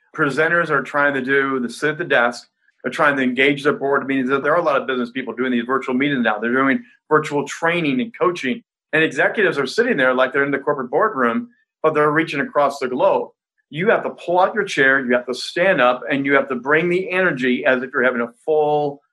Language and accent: English; Indiana, United States; I grew up in Indiana